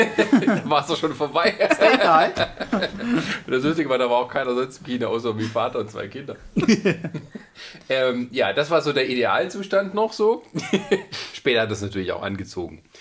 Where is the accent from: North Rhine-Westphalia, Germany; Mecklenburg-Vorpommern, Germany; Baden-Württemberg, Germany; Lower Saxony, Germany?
Baden-Württemberg, Germany; da wo ich herkomme, Baden-Württemberg